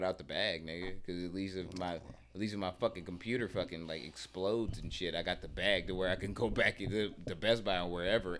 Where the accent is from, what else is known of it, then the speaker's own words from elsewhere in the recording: New Orleans, Louisiana, United States; Young Louisiana. Boy? New Orleans.